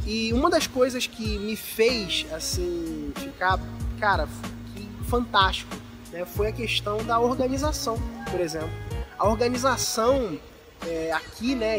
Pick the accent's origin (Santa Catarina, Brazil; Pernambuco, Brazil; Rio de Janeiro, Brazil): Rio de Janeiro, Brazil; no Rio de Janeiro, por exemplo, onde eu, de onde eu sou